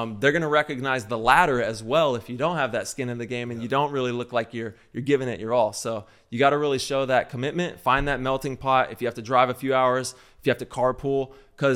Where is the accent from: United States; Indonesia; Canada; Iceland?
United States; Central Valley, California; I grew up in the Central Valley